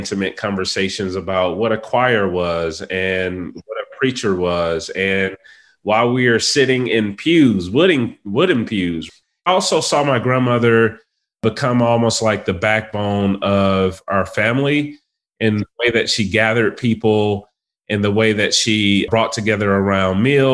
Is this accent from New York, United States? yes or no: no; Atlanta, Georgia, United States; I am a native of Atlanta, Georgia. I've been here my entire life.